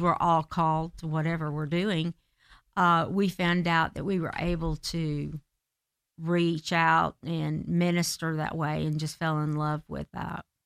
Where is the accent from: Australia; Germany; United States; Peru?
United States; Marietta, Georgia; I'm from the South. I'm from Marietta, Georgia. and, uh, was born and raised by a gospel singer